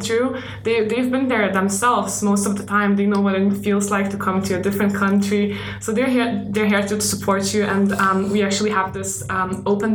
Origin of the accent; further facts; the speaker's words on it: Lithuania; moved away as an adult; now in United Kingdom; I am from Lithuania